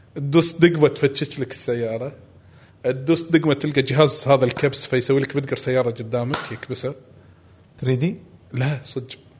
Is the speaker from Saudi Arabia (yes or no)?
no; Kuwait; ما عندنا بالكويت هذا